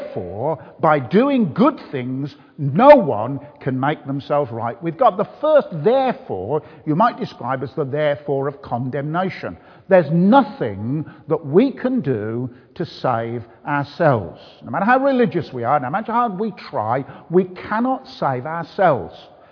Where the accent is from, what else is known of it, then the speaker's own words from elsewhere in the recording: Birmingham, West Midlands, United Kingdom; accent: Birmingham; now in Bath, United Kingdom; I come from the beautiful city of Birmingham